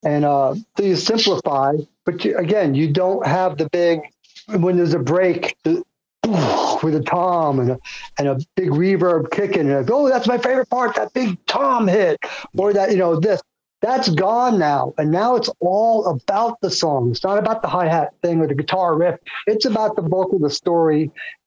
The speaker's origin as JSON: {"language": "English", "region": "New Jersey", "country": "United States", "said": "I'm from Jersey"}